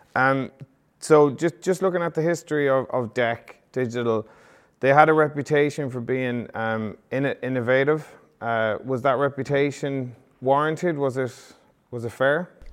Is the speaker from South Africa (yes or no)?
no; Galway, Connacht, Ireland; my hometown, Galway